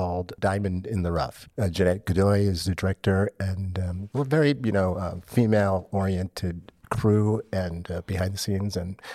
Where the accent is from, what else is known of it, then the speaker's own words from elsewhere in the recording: Minneapolis, Minnesota, United States; moved away as an adult; now in Los Angeles, United States; I'm actually from Minneapolis